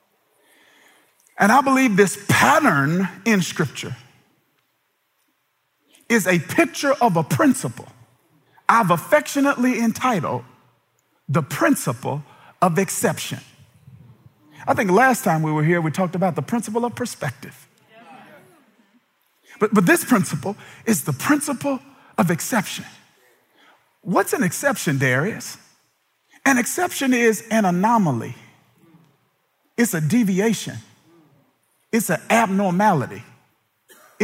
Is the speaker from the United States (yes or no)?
yes; Kilmichael, Mississippi, United States; I'm from Kilmichael, Mississippi. Population 630 people